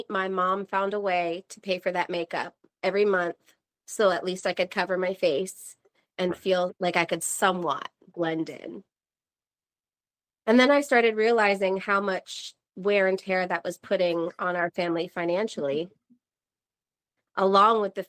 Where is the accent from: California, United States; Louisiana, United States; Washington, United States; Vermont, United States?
Vermont, United States; now in North Carolina, United States; I'm from Vermont